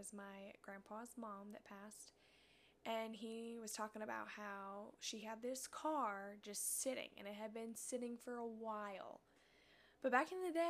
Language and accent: English; Missouri, United States; from Missouri